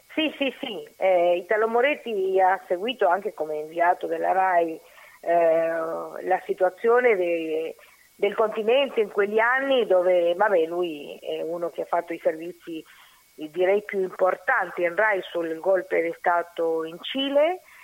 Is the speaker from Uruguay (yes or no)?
yes; Uruguay; Italian is a second language; also born or lived in Argentina; now in Italy; Io sono uruguaiana, però ho vissuto in Argentina